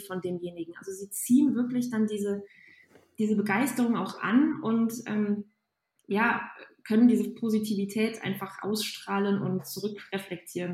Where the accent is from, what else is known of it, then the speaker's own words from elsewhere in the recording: Aachen, North Rhine-Westphalia, Germany; Ich komme aus der Ecke von Aachen